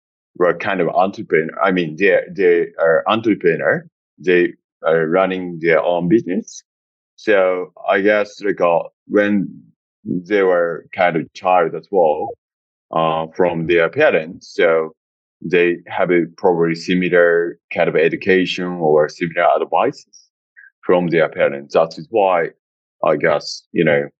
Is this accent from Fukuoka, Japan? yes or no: no; Kagawa, Japan; moved away as an adult; also born or lived in Vietnam; now in Bangkok, Thailand; I was growing up in my hometown, which is very countryside, nearby Osaka, called like Kagawa.